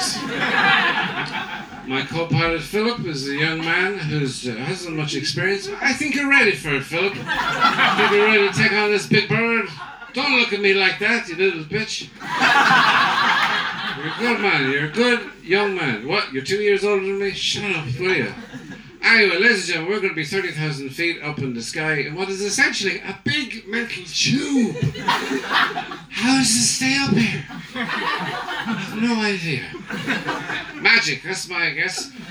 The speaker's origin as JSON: {"language": "English", "country": "Ireland"}